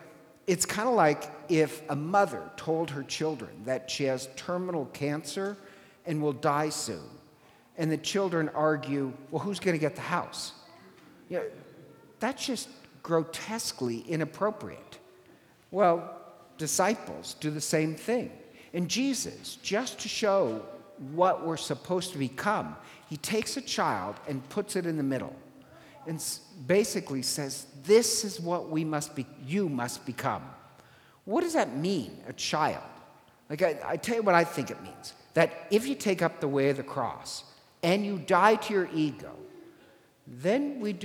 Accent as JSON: {"language": "English", "country": "Ireland", "said": "I'm Irish, and in Gaelic, we don't have a word for sober"}